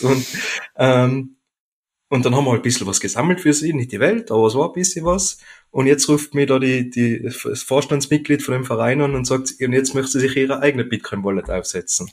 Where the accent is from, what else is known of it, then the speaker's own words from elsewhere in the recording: Oberland, Pitztal, Tyrol, Austria; now in Vöcklabruck, Austria; Ursprünglich komme ich aber aus Tirol, aus dem Obland, aus dem Pitztal genau gesagt